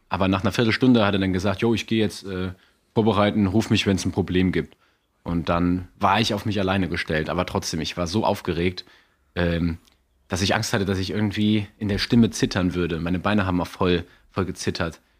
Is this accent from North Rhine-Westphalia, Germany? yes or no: no; Saarland, Germany; ich war, ich bin ja Saarländer, gebürtiger.